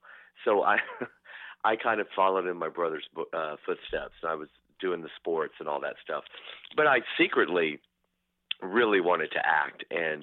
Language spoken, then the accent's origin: English; Athens, Georgia, United States; Well, you know, actually, Athens is a college town, so it's home of the UGA, University of Georgia, Bulldogs. it was great because in a way, you know, I was exposed to different cultures